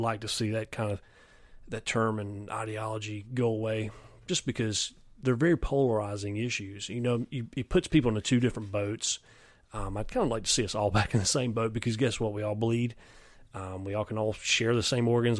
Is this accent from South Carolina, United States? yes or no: yes; near Clemson, South Carolina, United States; I grew up near Clemson